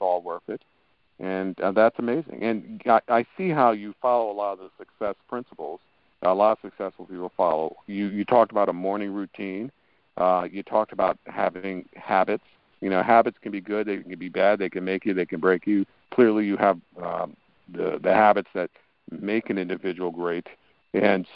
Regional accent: New York, United States; I was born and raised in New York, but my parents actually immigrated to this country from Haiti

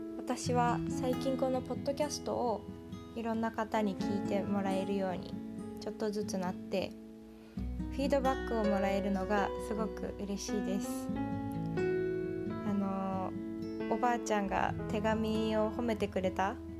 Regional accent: Japan; moved away as an adult; also born or lived in Tokyo; now in Silicon Valley, United States; 日本生まれ日本育ちの日本人

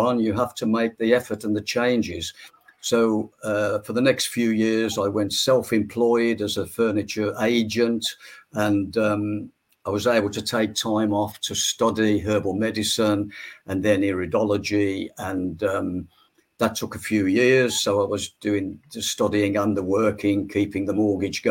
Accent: the Midlands of England, near Birmingham, West Midlands, United Kingdom; I was born in the Midlands of England, near Birmingham

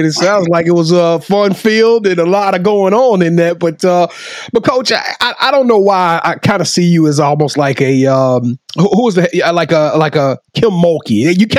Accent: Shreveport, Louisiana, United States; I'm from Shreveport.

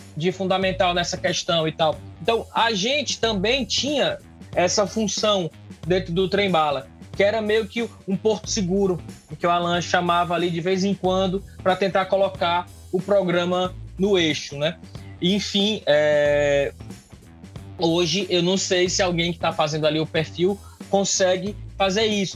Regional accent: Northeast Region, Brazil; a gente sofre muito enquanto nordestino

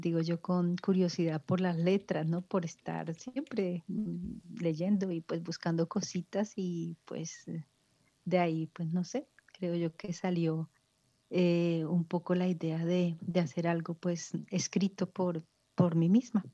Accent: Ibagué, Tolima, Colombia; moved away as an adult; now in Spain; mi ciudad natal, que es Ibagué, Tolima, en Colombia

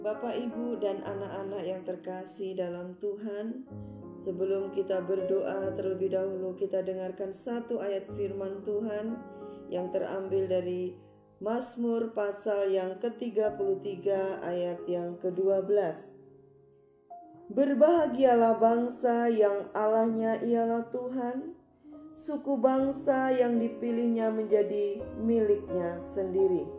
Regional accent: Indonesia

